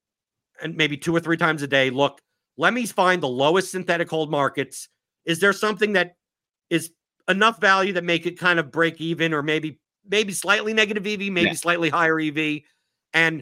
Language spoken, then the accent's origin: English; New York City, New York, United States; I come from New York City